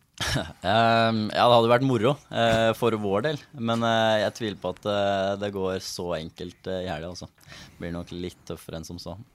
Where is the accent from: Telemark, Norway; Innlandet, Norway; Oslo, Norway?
Innlandet, Norway; Elverum; jeg er jo fra Elverum